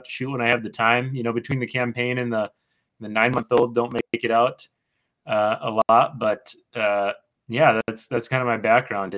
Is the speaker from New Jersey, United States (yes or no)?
no; Bismarck, North Dakota, United States; also born or lived in Washington, D.C. / Grand Forks; I grew up in Bismarck here